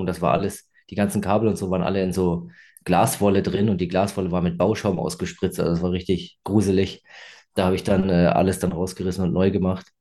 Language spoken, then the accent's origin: German; Freiburg, Baden-Württemberg, Germany; ich komme aus Freiburg